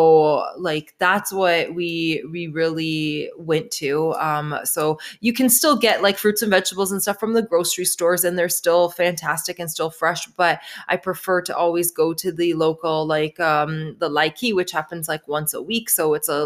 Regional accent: Canada; I'm from Canada

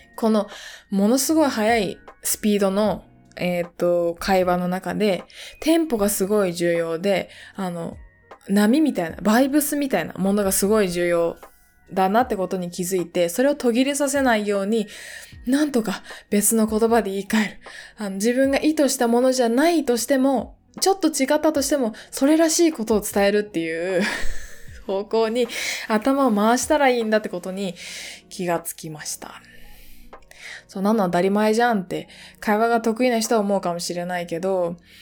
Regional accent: Japan; 私が小学校の時にすごく田舎の地域に住んでいたので、熊鈴をつけて小学校に行っていた

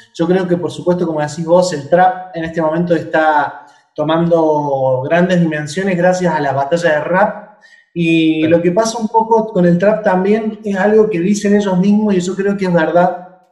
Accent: Córdoba, Argentina; now in Buenos Aires, Argentina; no soy de Buenos Aires, si me notó un acento porque soy de Córdoba Capital, que es una provincia

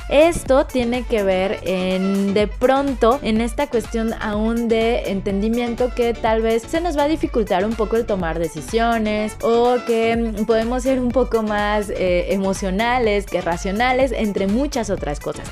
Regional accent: Mexico; nosotras como mexicanas

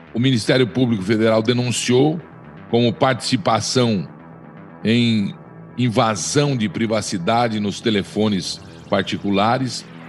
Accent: Brazil; todos nós somos brasileiros

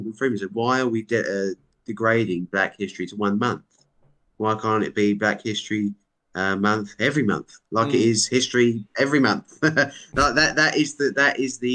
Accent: United Kingdom; I'm so proud to be British

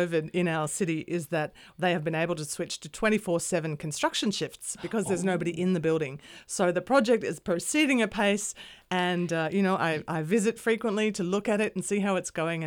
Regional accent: Sydney, New South Wales, Australia; moved away as an adult; also born or lived in New York, United States; I grew up here in Sydney in leafy Wurunga, and I was educated here

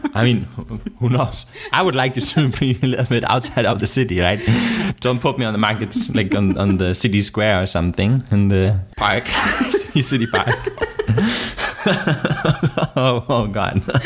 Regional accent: Germany; accent: German; English is a second language; My German accent

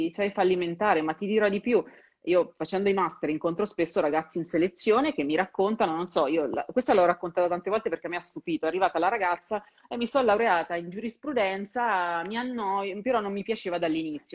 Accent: Perugia, Umbria, Italy; moved away as an adult; now in Milan, Italy; io sono di Perugia e ho, scel- ho dovuto fare l'università in sede

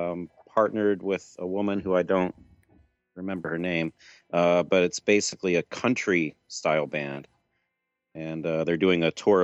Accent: Schenectady, New York, United States; I grew up in the Schenectady, New York area.

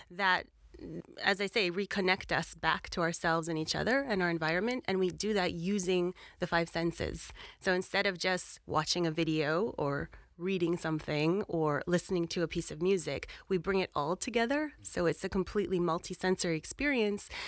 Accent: Canada; moved away as an adult; now in London, United Kingdom; I'm Canadian. I've been living in London for 20 years.

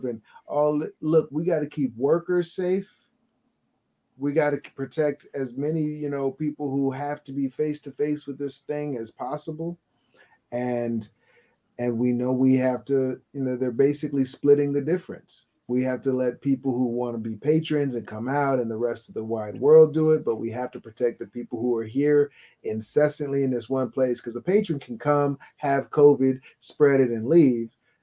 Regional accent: Houston, Texas, United States; I'm from Houston. I love H-Town

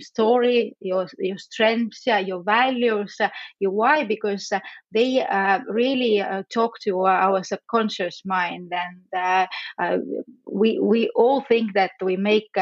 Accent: Estonia; I come from Estonia

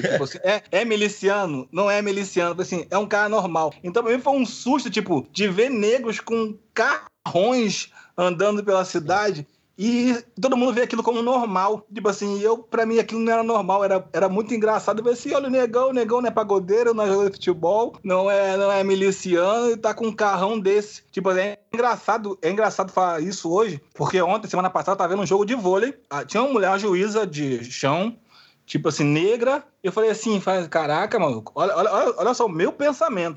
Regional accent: Brazil; eu sou do Brasil

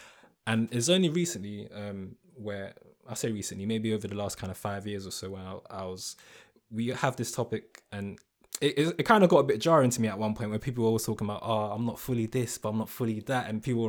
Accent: London, United Kingdom; growing up in London as well, which is rich in and of itself and something worth embracing

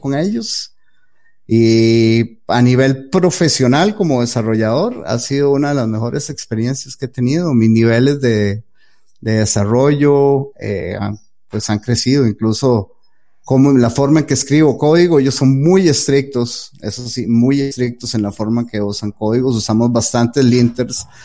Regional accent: Costa Rica; soy de Costa Rica, eh, vivo en Costa Rica

